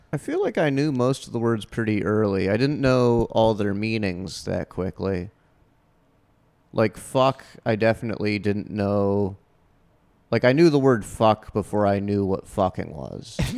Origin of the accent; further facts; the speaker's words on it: Half Moon Bay, California, United States; I grew up in an, uh, Half Moon Bay, home of the Half Moon Bay Pumpkin Festival